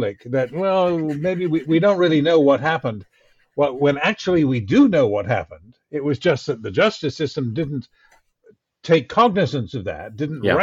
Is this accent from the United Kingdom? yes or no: no; Canada; as a Canadian